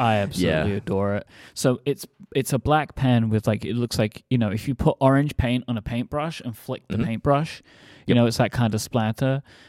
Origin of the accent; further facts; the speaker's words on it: London, United Kingdom; Yeah, look, I'm a Londoner, all right?